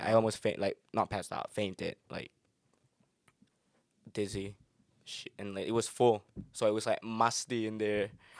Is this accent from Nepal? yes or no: no; Indonesia; now in Maastricht, Netherlands; Because I'm from Indonesia